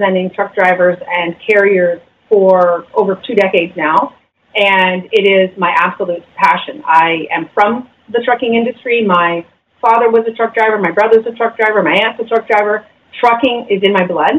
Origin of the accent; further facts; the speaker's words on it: London, Ontario, Canada; now in Grimsby, Canada; I'm from London.